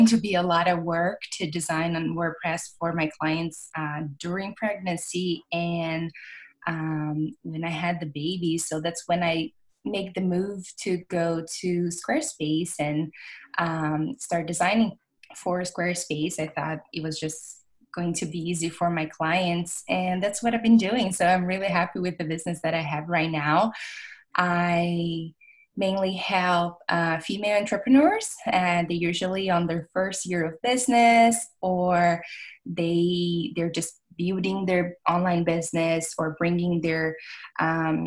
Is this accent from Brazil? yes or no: yes; Brazil; English is a second language; moved away as an adult; now in California, United States; I'm from Brazil. I came to California.